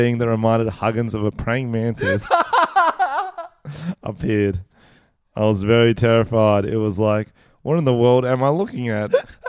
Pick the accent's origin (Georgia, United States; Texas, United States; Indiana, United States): Georgia, United States; I'm from Georgia.